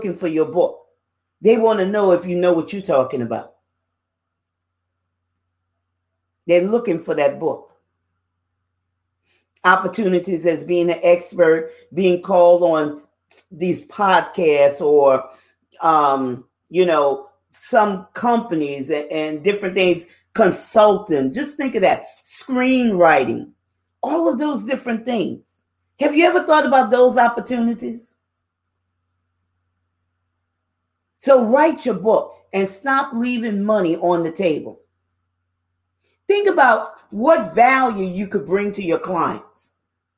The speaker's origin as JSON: {"language": "English", "town": "New Orleans", "region": "Louisiana", "country": "United States", "tie": "born or raised there", "said": "I'm a Louisiana girl. I was born and raised in New Orleans, Louisiana"}